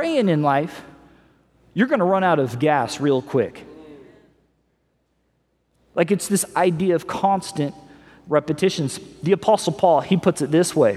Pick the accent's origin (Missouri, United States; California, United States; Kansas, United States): Missouri, United States; We grew up in Missouri